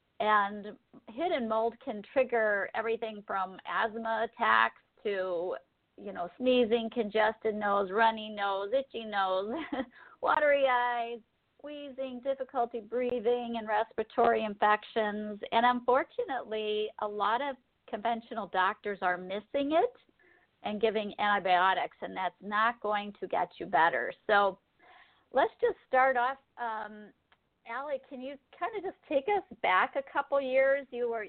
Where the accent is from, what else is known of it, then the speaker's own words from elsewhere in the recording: Nashville, Tennessee, United States; So we are both from the Nashville area